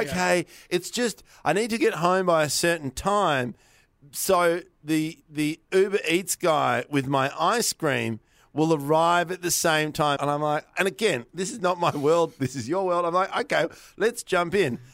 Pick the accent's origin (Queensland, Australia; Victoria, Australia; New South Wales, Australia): Victoria, Australia; I'm from Victoria